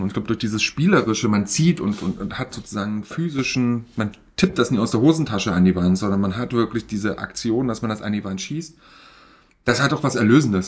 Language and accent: German; East Germany, Germany; ich bin im Osten groß geworden und da hieß es Katschi